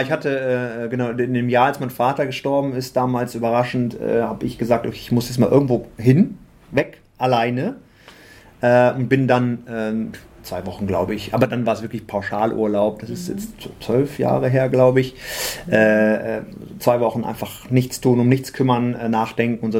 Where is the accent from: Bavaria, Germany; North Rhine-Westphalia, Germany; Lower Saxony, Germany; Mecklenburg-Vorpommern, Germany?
Lower Saxony, Germany; Osnabrück; moved away; also born or lived in Düsseldorf; bin aber eigentlich gebürtiger Osnabrücker